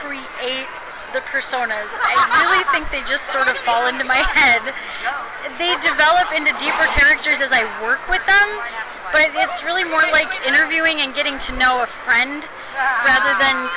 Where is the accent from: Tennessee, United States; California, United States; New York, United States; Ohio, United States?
New York, United States; people also, as soon as they hear I'm from New York, they immediately think I'm from the city, and that was not the case when I was growing up. I grew up in a very empty, open area, a lot of trees, a lot of swamps, a lot of open fields.